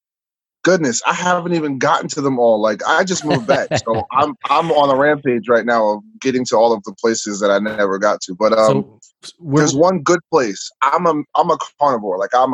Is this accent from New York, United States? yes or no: yes; Long Island, New York, United States; I love the beach because that's kind of where we grew up. You know, the beach is about 10 minutes away on all sides, unless you want to go way out to like Montauk Point in the Hamptons.